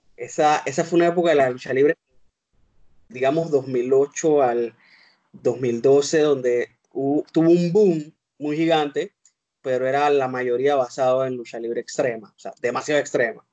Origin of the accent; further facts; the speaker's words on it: Panama; Yo soy de Panamá.